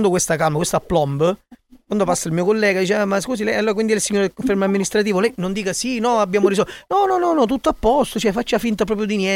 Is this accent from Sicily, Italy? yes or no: yes; Catania, Sicily, Italy; No, io sono di Catania.